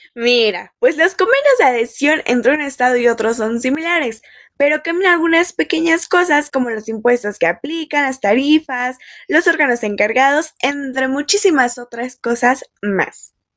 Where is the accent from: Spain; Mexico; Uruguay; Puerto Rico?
Mexico; como mexicanos